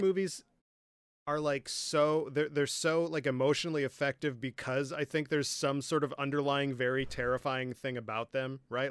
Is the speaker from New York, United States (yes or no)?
no; Michigan, United States; now in Nebraska, United States; I'm from Michigan, right? We uh, in my opinion we don't have any kind of accent